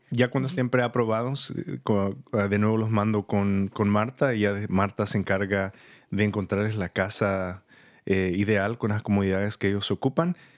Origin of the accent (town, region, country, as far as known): San Rafael, California, United States; born or raised there; moved away as an adult; also born or lived in El Salvador / Santa Rosa, California; now in Petaluma, United States